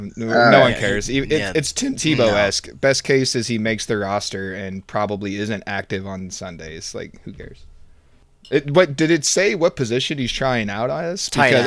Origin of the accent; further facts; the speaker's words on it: near St. Louis, Missouri, United States; moved away; you're living back in my hometown near St. Louis